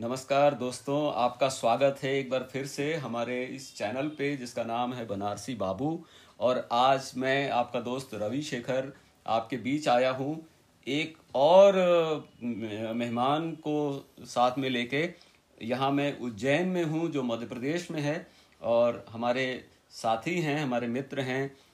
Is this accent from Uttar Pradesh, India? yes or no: yes; Varanasi, Uttar Pradesh, India; मैं वाराणसी में पैदा हुआ था